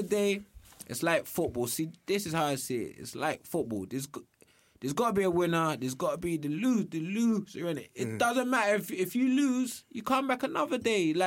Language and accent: English; United Kingdom; I'm British.